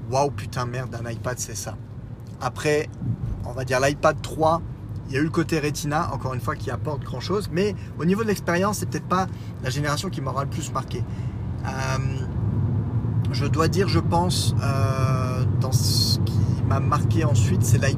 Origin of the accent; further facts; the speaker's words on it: France; Oui, ah, je suis français, madame.